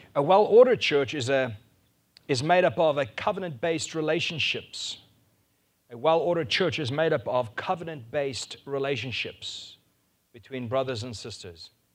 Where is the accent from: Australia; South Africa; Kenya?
South Africa; first language Afrikaans; English is a second language; I was Afrikaans, I couldn't speak any English